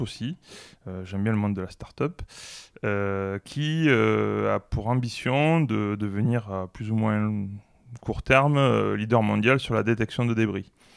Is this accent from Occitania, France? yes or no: yes; Toulouse, Occitania, France; plutôt toulousain